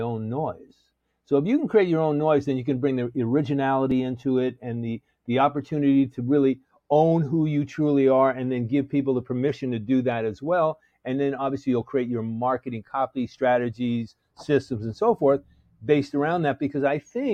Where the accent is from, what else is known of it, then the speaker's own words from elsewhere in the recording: New York, United States; I'm from New York